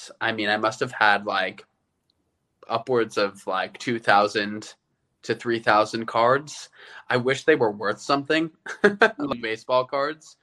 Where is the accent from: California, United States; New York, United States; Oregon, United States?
New York, United States; Long Island; I'm from Long Island